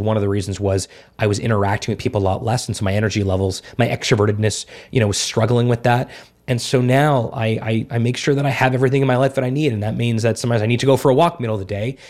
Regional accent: South Florida, United States; moved away; also born or lived in Montreal / Toronto; I've lived in big cities my whole life, Montreal, Toronto, South Florida.

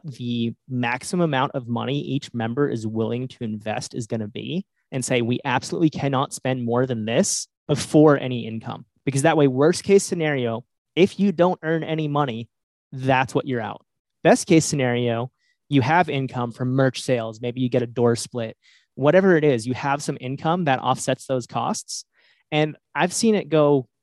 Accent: New England, United States; I'm from New England. Like I've lived in New England for most of my life

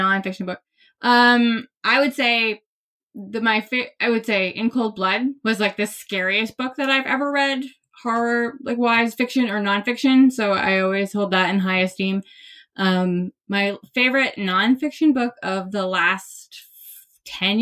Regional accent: Maine, United States; I'm from Maine

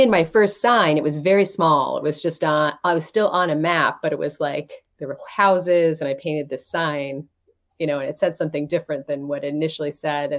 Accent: near Columbus, Ohio, United States; moved away as an adult; also born or lived in New York City; now in Elm Grove, United States; I grew up in Ohio

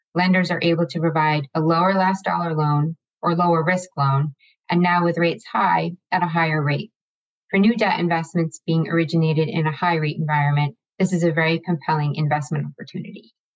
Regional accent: Pennsylvania, United States; I'm originally from Pennsylvania

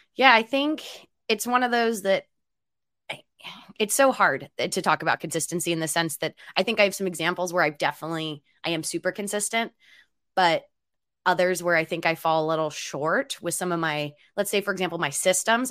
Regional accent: Philadelphia, Pennsylvania, United States; now in Seattle, United States; I'm from Philadelphia

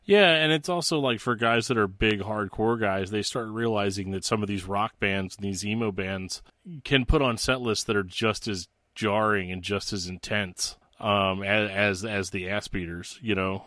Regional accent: Missouri, United States; moved away; my home state of Missouri

